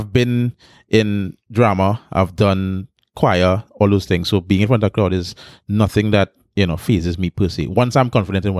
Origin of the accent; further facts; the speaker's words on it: Pointe-à-Pierre, Trinidad & Tobago; I started in San Fernando. I'm from San Fernando. I'm from South, right? Born in Pointe Pe. Grew up in Pointe Pe most of my life.